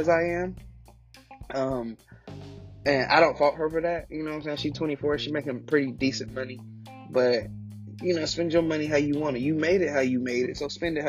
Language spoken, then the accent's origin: English; United States; being an American